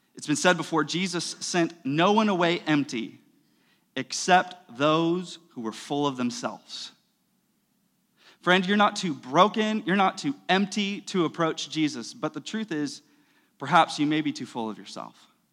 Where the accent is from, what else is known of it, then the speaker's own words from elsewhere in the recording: United States; we're American